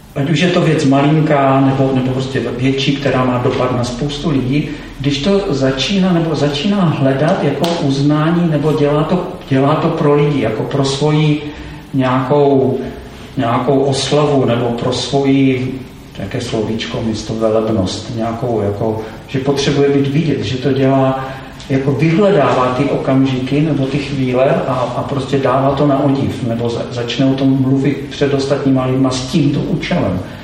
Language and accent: Czech; Czechia; jako my Češi